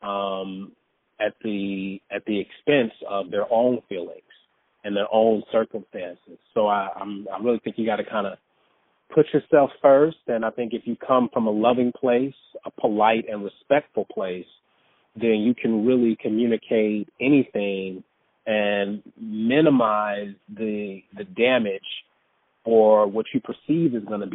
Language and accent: English; Detroit, Michigan, United States; moved away as an adult; also born or lived in San Diego, California / North Carolina / New York / Los Angeles; even though I'm from Detroit, I was actually born in San Diego.